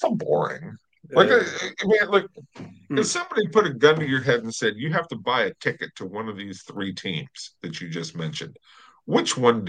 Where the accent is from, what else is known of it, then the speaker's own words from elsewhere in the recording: Los Angeles, California, United States; Don Sutton, as a baseball player who I grew up watching in Los Angeles